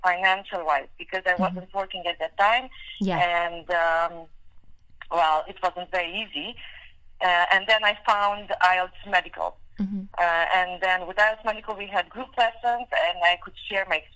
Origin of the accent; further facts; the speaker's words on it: Transylvania, Romania; first language Hungarian; English is a second language; moved away as an adult; now in London, United Kingdom; I was born and raised in Transylvania, Romania. However, my mother tongue is Hungarian